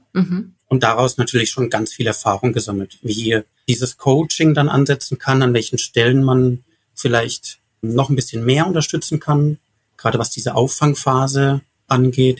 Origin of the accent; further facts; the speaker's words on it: Karlsruhe, Baden-Württemberg, Germany; in meiner Heimat Karlsruhe